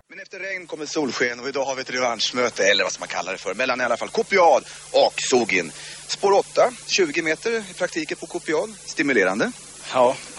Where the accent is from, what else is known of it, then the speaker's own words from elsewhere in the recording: Blekinge, Sweden; moved away; jag är från Blekinge